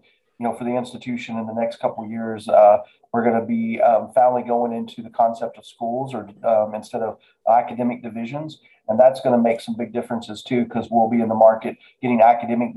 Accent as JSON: {"language": "English", "region": "Appalachia", "country": "United States", "tie": "born or raised there", "moved": "yes", "lives_now": "Mount Pleasant, Iowa", "said": "I am from rural America. I grew up in Appalachia"}